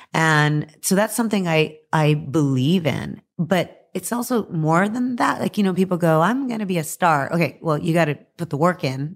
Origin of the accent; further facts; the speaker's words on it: Texas, United States; I'm from Texas, so Texas is a football